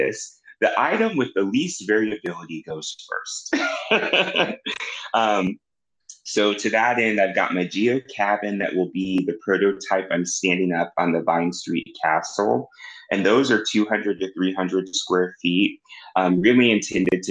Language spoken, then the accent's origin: English; Kansas City, Missouri, United States; I have my first site in my hometown, Kansas City, Missouri